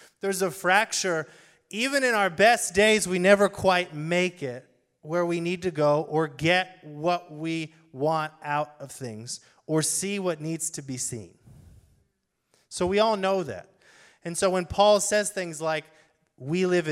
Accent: United States; as people who are Americans

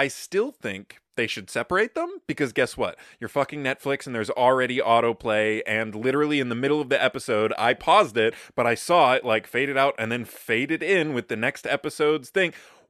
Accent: Minnesota, United States; I think it's interesting being a Minnesotan and knowing people who talk like

